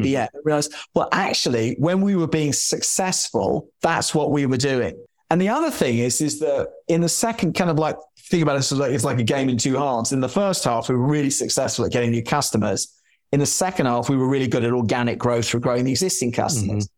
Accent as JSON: {"language": "English", "region": "London", "country": "United Kingdom", "tie": "born or raised there", "moved": "as an adult", "said": "And I grew up in London in Chelsea"}